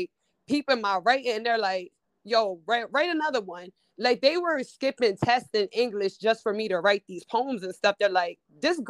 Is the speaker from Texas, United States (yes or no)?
no; York, Pennsylvania, United States; moved away; also born or lived in Baltimore; I'm from Pennsylvania, York.